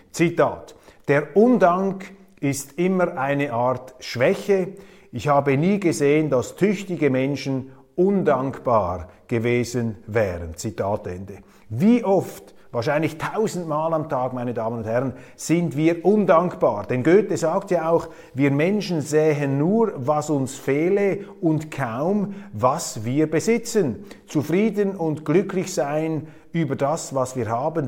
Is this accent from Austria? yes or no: no; Switzerland; bei uns in der Schweiz